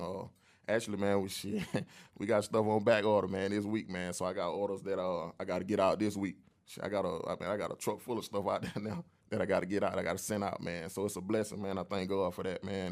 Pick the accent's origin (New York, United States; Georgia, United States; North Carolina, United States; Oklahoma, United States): Georgia, United States; Atlanta; I came up, man, in the old Atlanta, man. I'm from, I'm actually from Zone three